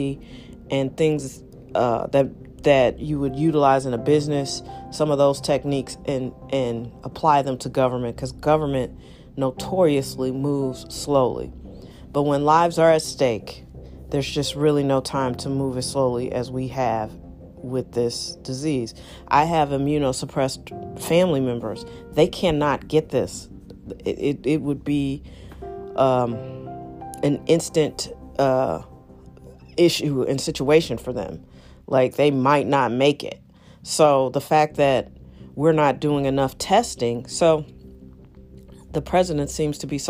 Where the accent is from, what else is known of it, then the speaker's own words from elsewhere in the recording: St. Louis, Missouri, United States; I am broadcasting from St. Louis, Missouri, the heart of America in a lot of ways.